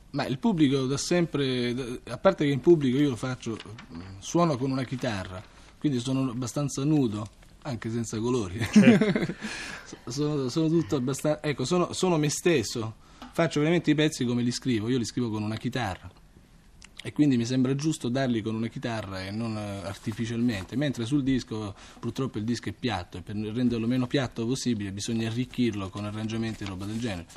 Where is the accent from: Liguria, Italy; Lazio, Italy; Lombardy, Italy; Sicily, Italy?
Lazio, Italy; Rome; born or raised there; also born or lived in Crotone, Calabria